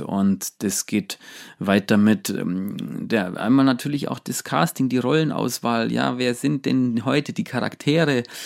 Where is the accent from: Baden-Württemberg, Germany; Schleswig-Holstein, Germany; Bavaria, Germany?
Bavaria, Germany; Allgäu; bei uns äh, im, im, Allgäu in diesem kleinen Dorf, wo ich aufgewachsen bin